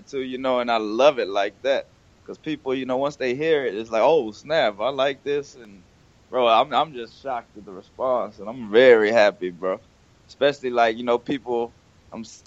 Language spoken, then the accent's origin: English; Houston, Texas, United States; I'm from Houston, Texas